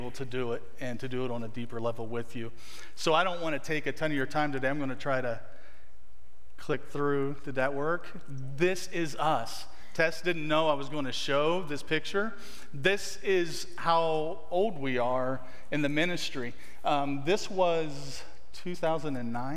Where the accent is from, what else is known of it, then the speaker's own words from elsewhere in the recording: West Virginia, United States; moved away as an adult; now in Guatemala; I'm from West Virginia